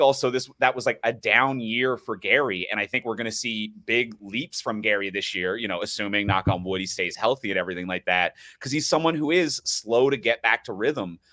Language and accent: English; Newfoundland and Labrador, Canada; moved away as an adult; now in Toronto, Canada; I grew up in Newfoundland, so I'm not a born and raised Torontonian